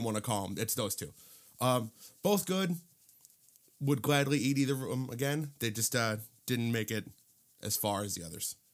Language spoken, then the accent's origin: English; Cedar Lake, Indiana, United States; I grew up in Cedar Lake, and, uh, I actually lived very, very close to Harry O's